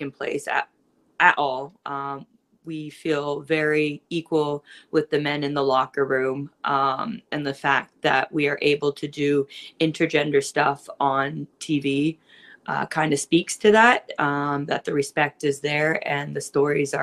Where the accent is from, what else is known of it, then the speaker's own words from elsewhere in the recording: Don Kolov Arena hometown, Ontario, Canada; my hometown.